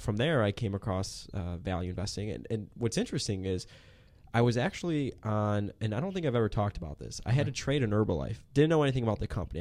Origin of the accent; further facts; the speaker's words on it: Chicago, Illinois, United States; moved away as an adult; now in Dallas, United States; I grew up in Chicago